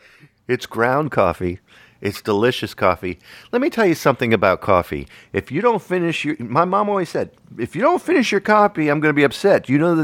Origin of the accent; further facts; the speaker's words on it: Virginia, United States; moved away; She lives right now in Maryland, close to where we grew up in Virginia. Not close. I'm about 2 to 3 to 4 hours away from where I grew up.